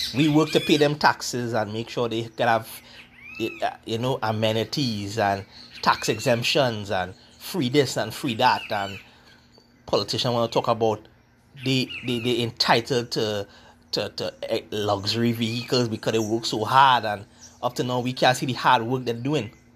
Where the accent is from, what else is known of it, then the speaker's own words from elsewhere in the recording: Trinidad & Tobago; I am Afro Trinidadian